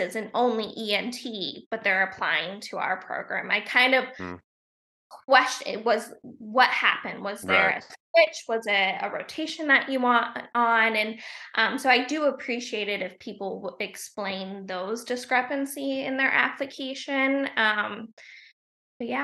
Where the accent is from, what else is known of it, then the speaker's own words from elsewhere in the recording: Portsmouth, Ohio, United States; moved away as an adult; now in Wilmington, United States; We're both from Ohio, a small town in Ohio